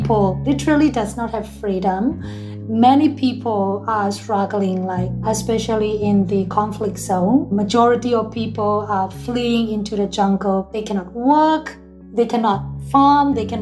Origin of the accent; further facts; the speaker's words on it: Myanmar; now in Kuala Lumpur, Malaysia; I'm a freelance journalist, and I'm from Myanmar, but currently I'm based in Kuala Lumpur, Malaysia